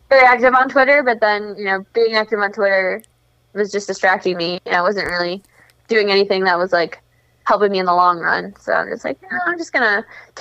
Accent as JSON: {"language": "English", "town": "Schaumburg", "region": "Illinois", "country": "United States", "tie": "born or raised there", "moved": "as an adult", "said": "I lived here up until college, so this is where I grew up. Kind of, I'm not like from the city. I'm from Schaumburg, which is like a northwest suburb."}